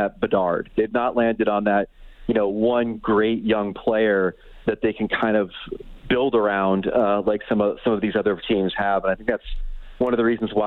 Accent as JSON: {"language": "English", "region": "New Jersey", "country": "United States", "tie": "born or raised there", "said": "I grew up in Jersey."}